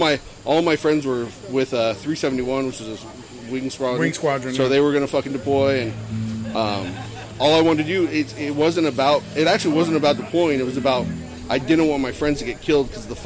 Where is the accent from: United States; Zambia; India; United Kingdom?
United States; Ventura, California; So, I grew up in Ventura, California.